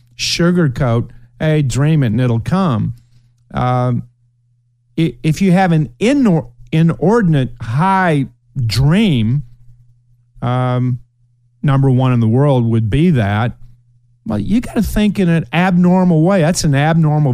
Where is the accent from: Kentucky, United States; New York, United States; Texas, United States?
Kentucky, United States; Ashland; moved away; my hometown of Ashland